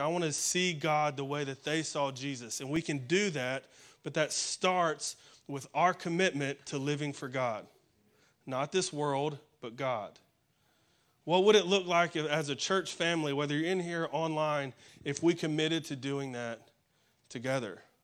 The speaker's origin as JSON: {"language": "English", "region": "Alabama", "country": "United States", "moved": "yes", "said": "I'm from Alabama, and so my pastor uh, back up in Alabama"}